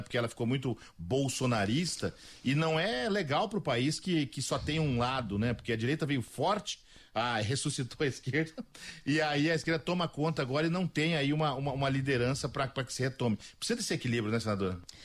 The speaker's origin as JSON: {"language": "Portuguese", "region": "Mato Grosso do Sul", "country": "Brazil", "said": "eu sou daqui do Mato Grosso do Sul"}